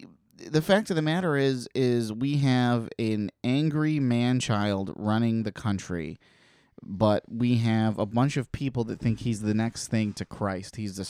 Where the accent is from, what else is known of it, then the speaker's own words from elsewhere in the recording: South Dakota, United States; I'm from South Dakota.